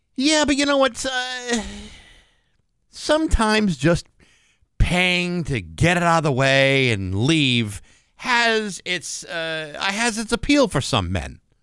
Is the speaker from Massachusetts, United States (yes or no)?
yes; a town near Boston, Massachusetts, United States; in my hometown, we had lots of people